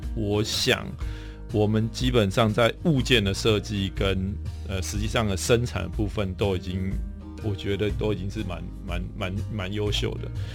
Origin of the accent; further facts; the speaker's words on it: Taiwan; 我们是台湾的